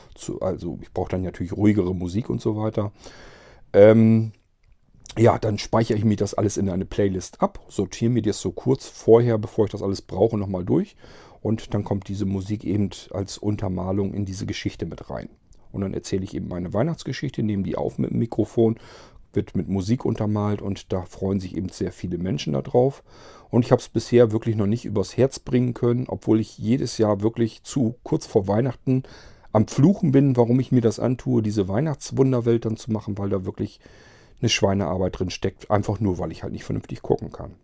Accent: Barenburg, Lower Saxony, Germany; moved away; also born or lived in Varrel; aus Barenburg haben wollte, also in meinem Heimatdorf

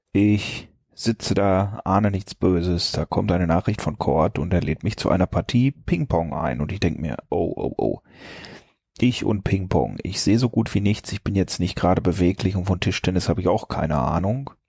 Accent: North Rhine-Westphalia, Germany; ich wurde 1975 hier ganz in der Nähe geboren, also im tiefsten, tiefsten Sauerland. Äh, hab eben jenes auch anscheinend nicht wirklich äh, verlassen.

